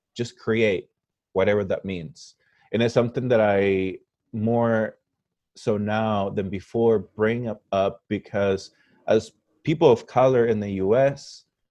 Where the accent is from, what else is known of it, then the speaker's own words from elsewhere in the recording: Parral, Chihuahua, Mexico; moved away; also born or lived in Ulysses, Kansas, United States; Parral, where I grew up, I, I really grew up with the mentality of being a small town guy. But then I moved from Parral to Ulysses Kansas